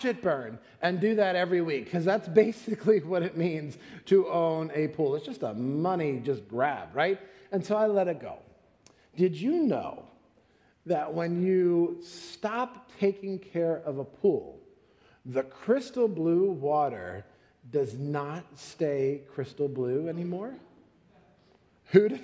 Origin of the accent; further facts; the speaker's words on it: Florida, United States; moved away; I'm from Florida